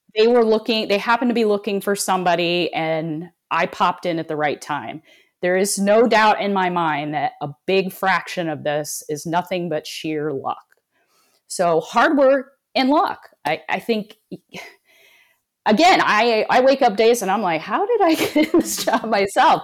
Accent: South Bend, Indiana, United States; I was born and raised in South Bend, Indiana, home of Notre Dame

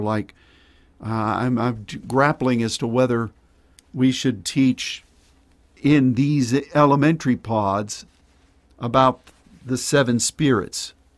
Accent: Pittsburgh, Pennsylvania, United States; my growing up in Pennsylvania, being born there in Pittsburgh and growing up there

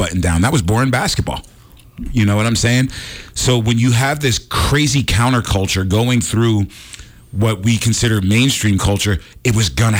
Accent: New York City, New York, United States; I grew up in New York City

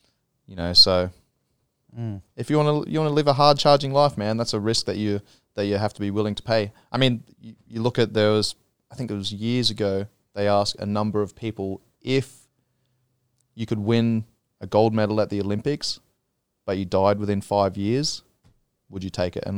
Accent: Australia; now in Thailand; there's been times where I come back from Australia with friends and family and stuff, and I'm, you know, back here for a couple of weeks, and I'm like, oh, I don't have that same connection that, you know, I had back home.

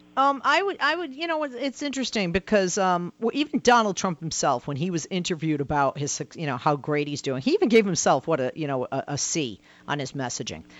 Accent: Massachusetts, United States; my home state of Massachusetts

